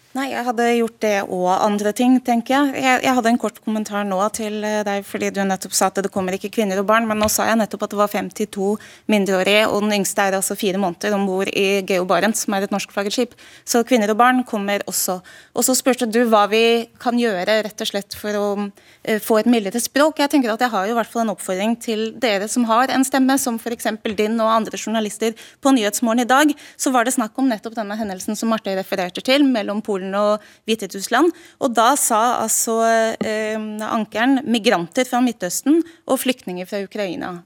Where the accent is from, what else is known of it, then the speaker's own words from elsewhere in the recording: Malta; now in Norway; jeg kommer jo da fra EUs eh, e eh, minste og sydligste land, Malta